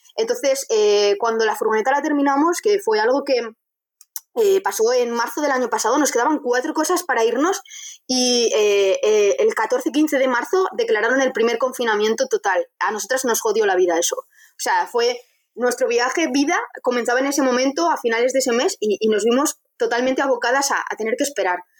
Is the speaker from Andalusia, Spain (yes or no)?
no; Vitoria-Gasteiz, Basque Country, Spain; Yo soy de Vitoria